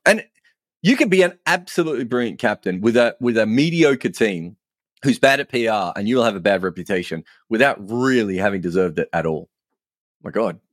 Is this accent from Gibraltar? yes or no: no; Australia; moved away as an adult; now in England, United Kingdom; me being an Australian